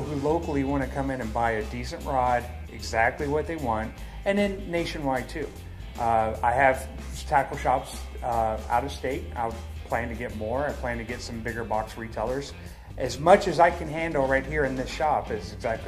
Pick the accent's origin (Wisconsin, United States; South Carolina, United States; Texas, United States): Texas, United States; now in Fort Myers, United States; I grew up in Texas